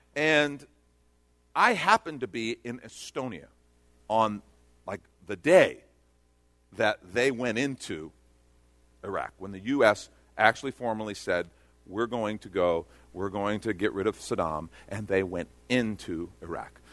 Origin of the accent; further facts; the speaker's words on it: Texas, United States; I'm from Texas